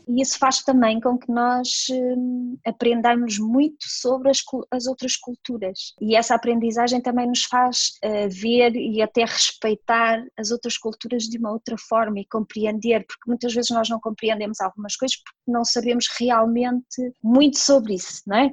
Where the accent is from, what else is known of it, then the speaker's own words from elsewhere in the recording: near Porto, Norte, Portugal; moved away as an adult; now in Dubai, United Arab Emirates; sou natural de Valdecâmara, que é assim uma cidade muito pequenina ali perto do Porto, mais ou menos a meia hora do Porto, por isso sou uma menina do Norte